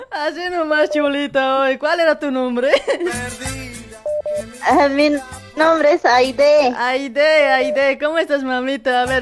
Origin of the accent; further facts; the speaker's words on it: Luribay, La Paz, Bolivia; now in Argentina; Yo soy del Uribay también, pues.